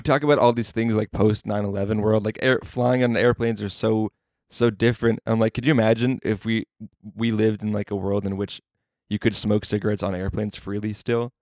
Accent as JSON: {"language": "English", "region": "New Jersey", "country": "United States", "tie": "born or raised there", "moved": "yes", "lives_now": "Las Vegas, United States", "said": "I grew up in New Jersey where you can't smoke indoors"}